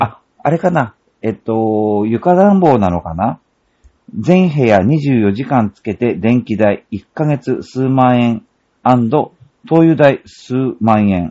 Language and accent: Japanese; Noto Peninsula, Ishikawa, Japan; moved away; 石川県出身